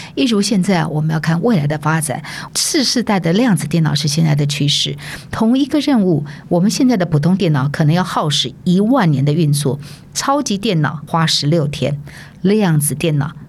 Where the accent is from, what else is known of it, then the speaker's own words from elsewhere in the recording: Taiwan; 我来自台湾